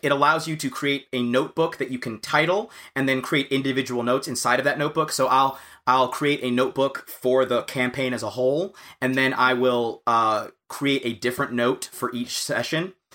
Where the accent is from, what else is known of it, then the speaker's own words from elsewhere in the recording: United States; as an American